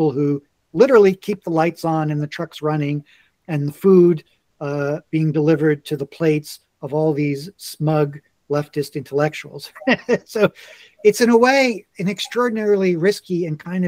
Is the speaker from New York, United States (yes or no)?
yes; New York, United States; moved away; also born or lived in Washington, District of Columbia, United States; I grew up in New York. I lived for a long time in Washington, DC